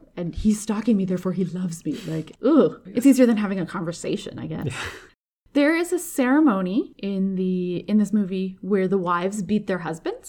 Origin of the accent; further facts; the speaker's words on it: India; I as an Indian person